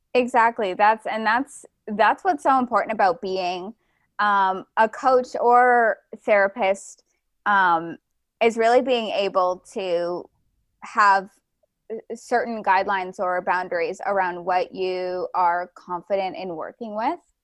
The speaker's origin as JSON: {"language": "English", "region": "Ontario", "country": "Canada", "also_born_or_lived": "Vancouver, British Columbia", "moved": "yes", "said": "I was originally from, um, Ontario in, in Canada. I moved to the West Coast to Vancouver, B C."}